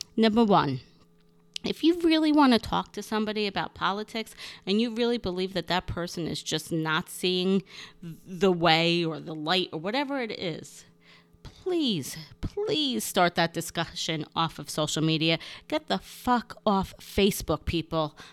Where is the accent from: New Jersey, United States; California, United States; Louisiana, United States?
New Jersey, United States; North Bergen; my hometown of North Bergen, New Jersey, and school where I grew up was wonderful.